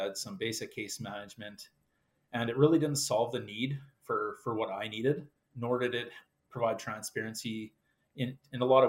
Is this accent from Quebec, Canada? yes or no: no; Yorkton, Saskatchewan, Canada; I grew up in Yorkton, Saskatchewan